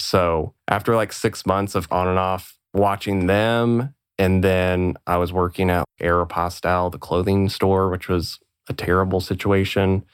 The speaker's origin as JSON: {"language": "English", "town": "Bloomington", "region": "Illinois", "country": "United States", "tie": "born or raised there", "said": "I grew up in Bloomington Normal, Illinois, which is in the middle of Illinois, in the middle of a cornfield."}